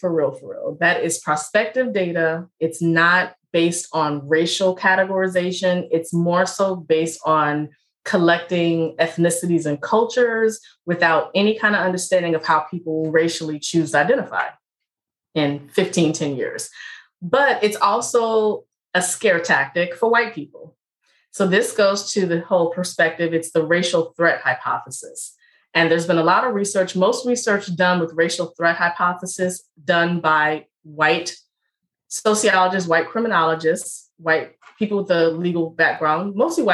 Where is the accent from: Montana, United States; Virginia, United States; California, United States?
Virginia, United States; Richmond; I'm from Richmond, Virginia.